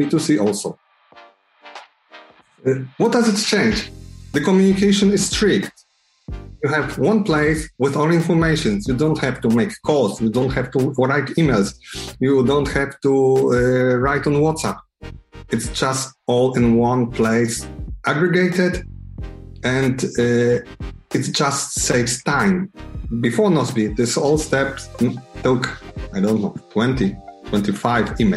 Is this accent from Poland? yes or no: yes; Poland; I'm from Poland